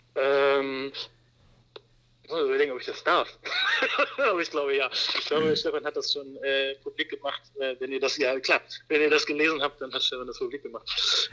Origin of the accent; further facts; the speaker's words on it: Wermelskirchen, North Rhine-Westphalia, Germany; now in Hamburg, Germany; ich bin gerade mit meiner kleinen Familie äh, in meiner Heimat. Mhm. Ähm, also nicht in Hamburg, sondern in Wermelskirchen